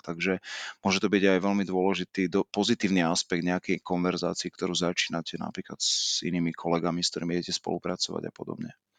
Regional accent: Žilina, Žilina Region, Slovakia; also born or lived in Martin / Rome; Ja som pôvodom Žilinčan, e, chcel som ostať v regióne, chcel som ostať e, blízko teda rodného mesta

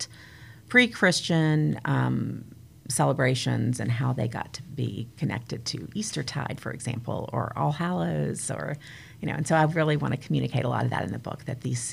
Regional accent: United States; I grew up near the Smoky Mountains

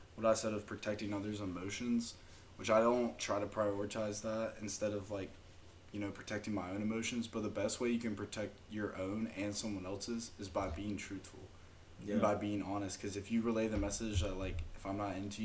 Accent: Athens, Georgia, United States; I'm from Athens, like I said, big Dogs fan, hard growing up not to be living in Athens

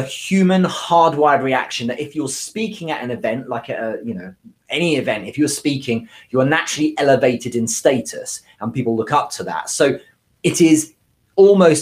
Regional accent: United Kingdom; I'm British

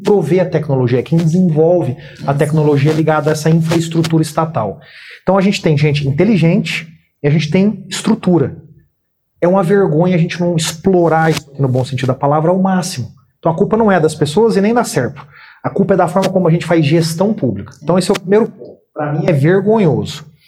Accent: Uberaba, Minas Gerais, Brazil; moved away; eu nasci em Uberaba, Minas Gerais

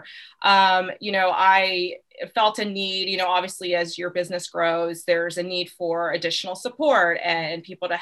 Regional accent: Arlington / Falls Church area, Northern Virginia, United States; I'm originally from Northern Virginia, Arlington Falls Church area

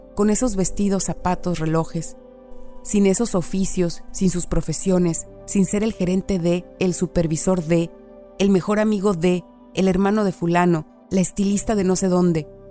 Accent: Mexico; moved away as an adult; now in Canada; soy mexicana

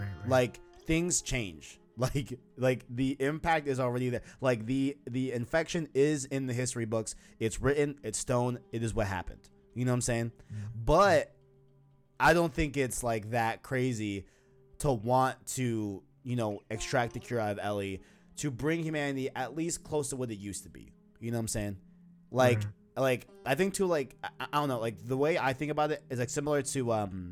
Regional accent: New York City, New York, United States; I was born in Queens, New York

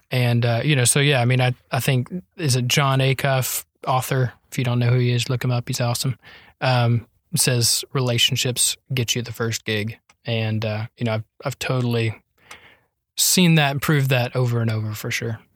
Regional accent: North Carolina, United States; moved away as an adult; also born or lived in Lindale, Texas; now in Tyler, United States; I'm from North Carolina.

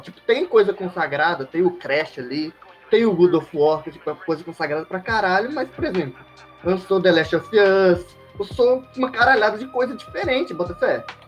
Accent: Minas Gerais, Brazil; a gente é de Minas, né? Então a gente é mineiro

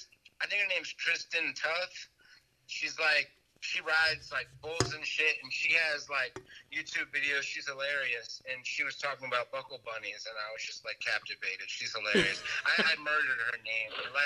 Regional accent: Maryland, United States; I'm from Maryland.

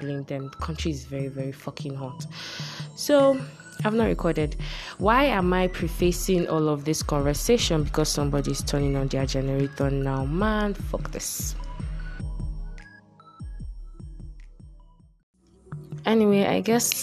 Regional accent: Nigeria; I'm Nigerian.

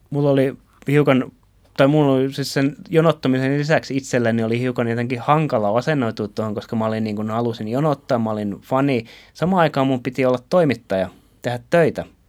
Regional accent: Turku, Southwest Finland, Finland; mun kotikaupungissani, mun rakkaassa Turkuhallissani

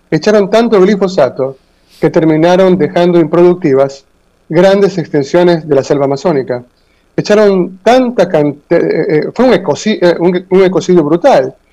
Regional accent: Ecuador; Aquí, nosotros somos una colonia norteamericana.

